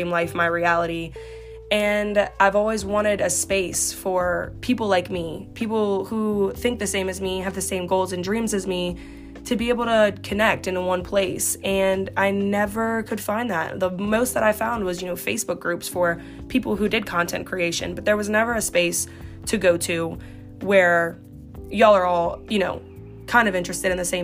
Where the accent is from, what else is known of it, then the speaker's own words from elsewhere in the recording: Slidell, Louisiana, United States; I stayed in Slidell